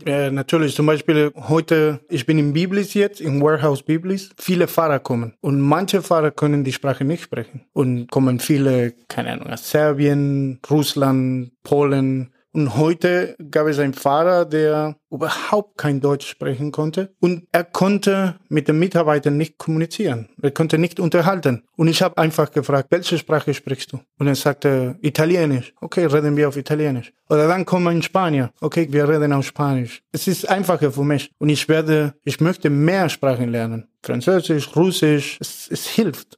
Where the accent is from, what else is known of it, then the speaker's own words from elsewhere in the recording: Buenos Aires, Argentina; German is a second language; moved away as an adult; also born or lived in Germany; now in Mannheim, Germany; ich komme aus Buenos Aires, Argentinien